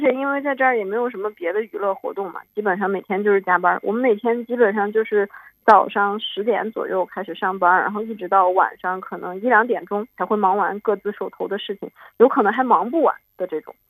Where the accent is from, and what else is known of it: Altay, Xinjiang, China; born or raised there